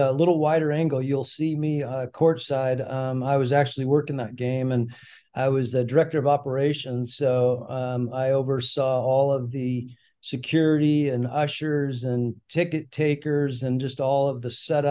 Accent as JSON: {"language": "English", "town": "Prescott", "region": "Arizona", "country": "United States", "tie": "born or raised there", "said": "we grew up in Prescott, Arizona"}